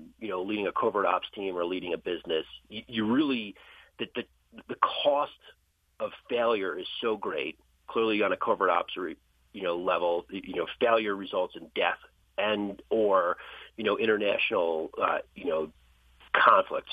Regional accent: New Jersey, United States; I grew up in New Jersey.

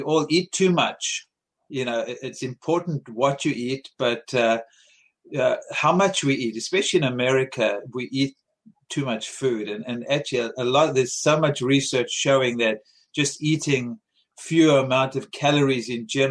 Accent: South Africa; moved away; I grew up in South Africa eating a lot of fruits and vegetables

